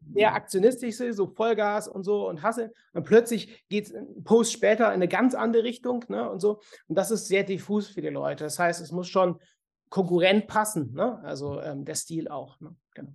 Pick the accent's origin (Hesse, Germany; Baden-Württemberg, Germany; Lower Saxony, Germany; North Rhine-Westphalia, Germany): North Rhine-Westphalia, Germany; Cologne; bei uns in Köln